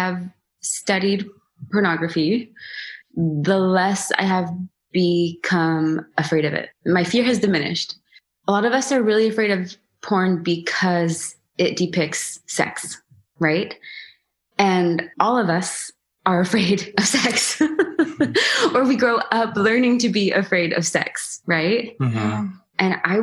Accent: Seattle, Washington, United States; I am from the Seattle area.

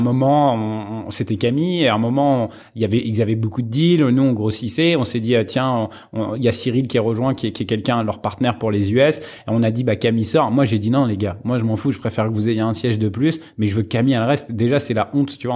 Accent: Sarcelles, Île-de-France, France; j'étais au lycée à Montmagny, j'ai fait du foot à Sarcelles pendant pendant pendant 15 ans et, à Saint-Brice euh, dans, dans dans le 9-5.

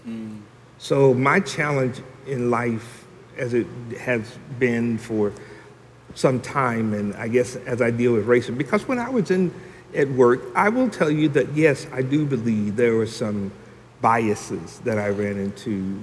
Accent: Franklin, Tennessee, United States; I was born and raised here in Franklin

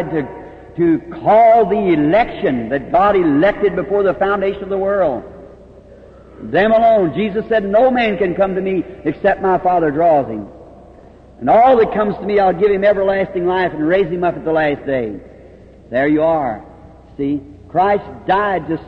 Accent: United States; Louisville, Kentucky, across from my hometown

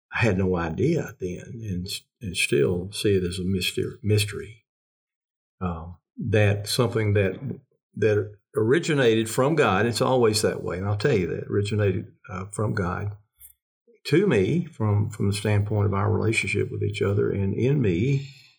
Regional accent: the South, United States; we're Southerners. Mm-hmm. I'm a Southerner

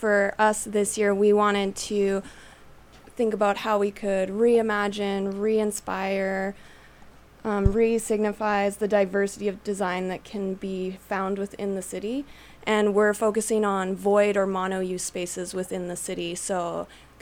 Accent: Calgary, Alberta, Canada; moved away as an adult; now in Winnipeg, Canada; We're from Calgary

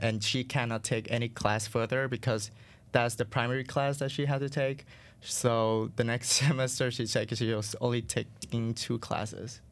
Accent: Vietnam; English is a second language; moved away as an adult; now in United States; growing up in Vietnam

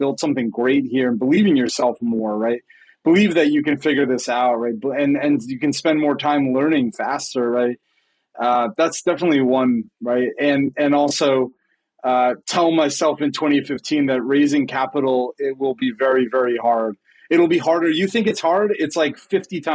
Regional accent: Boston, Massachusetts, United States; my hometown in Boston

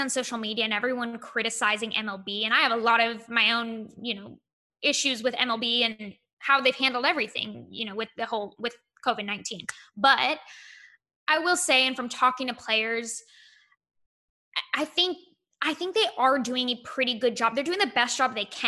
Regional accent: Monterey, California, United States; I was born and raised in Monterey

